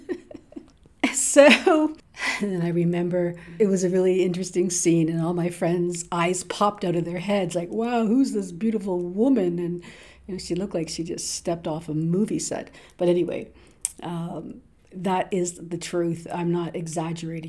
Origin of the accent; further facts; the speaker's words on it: Toronto, Ontario, Canada; I'm from Toronto, but living in Scarborough, Ontario